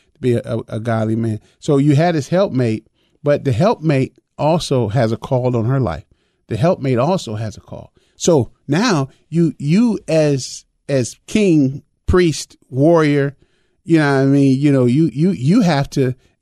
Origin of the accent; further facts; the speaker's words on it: Chicago, Illinois, United States; now in Twin Cities, United States; I was raised in Chicago